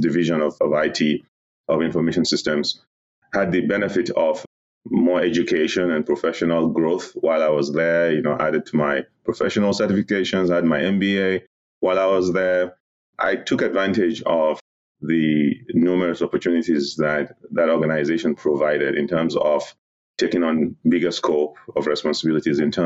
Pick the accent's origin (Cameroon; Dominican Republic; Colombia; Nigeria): Nigeria; moved away as an adult; also born or lived in New Jersey; now in United States; I'm originally from Nigeria. I was born in Nigeria. I began my professional career in Nigeria as well. I schooled there.